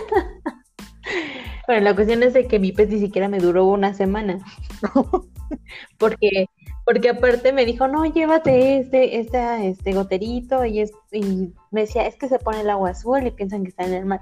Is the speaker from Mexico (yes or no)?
yes; Toluca, State of Mexico, Mexico; yo soy de Toluca